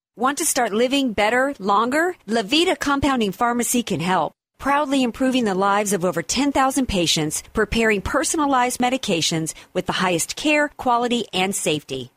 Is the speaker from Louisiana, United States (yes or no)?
yes; Louisiana, United States; also born or lived in North Carolina; I'm from Louisiana, I, was born in North Carolina